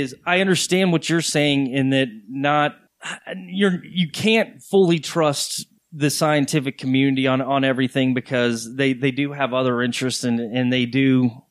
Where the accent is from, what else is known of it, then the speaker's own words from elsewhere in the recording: Texas, United States; Well, I grew up in Texas. I've been here since I was 11, from on and off.